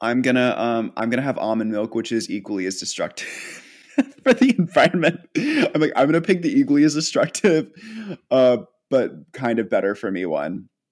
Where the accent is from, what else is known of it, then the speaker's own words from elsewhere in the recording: United States; being an American